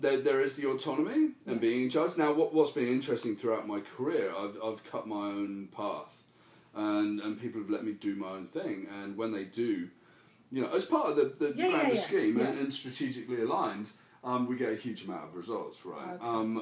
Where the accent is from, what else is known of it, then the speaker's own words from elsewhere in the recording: United Kingdom; moved away as an adult; when I first came over for the first 2 years, I was known as the ….